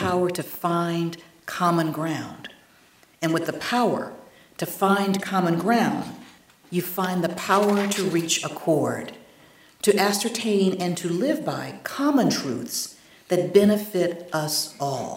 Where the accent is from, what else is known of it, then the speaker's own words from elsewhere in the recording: North Carolina, United States; my home state in North Carolina